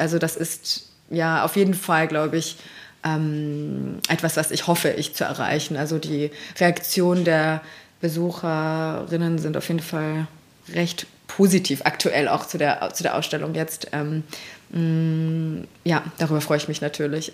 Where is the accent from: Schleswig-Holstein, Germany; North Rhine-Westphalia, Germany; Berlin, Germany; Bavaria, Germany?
Berlin, Germany; also born or lived in Tehran, Iran / London, United Kingdom; Ich bin in Berlin aufgewachsen